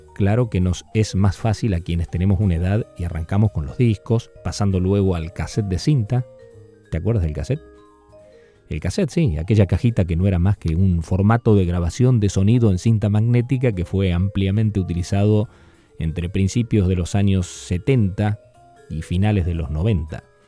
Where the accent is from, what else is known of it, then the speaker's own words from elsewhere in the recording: Argentina; Yo usé a mis ocho añitos algunos de esos discos en el campo, allá donde me crié en Argentina